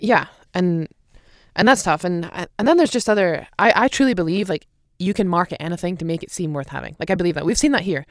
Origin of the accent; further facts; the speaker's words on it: Aberdeen, Scotland, United Kingdom; moved away; I'm Aberdeen